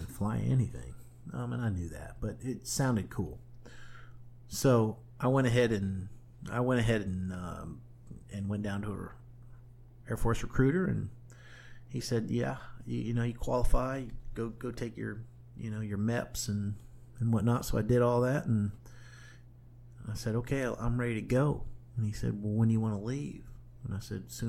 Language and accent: English; Springfield, Ohio, United States; moved away as an adult; my hometown of Springfield, Ohio